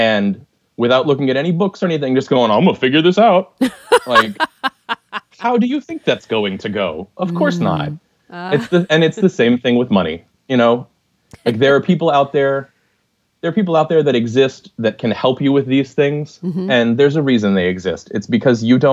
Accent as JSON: {"language": "English", "country": "United States"}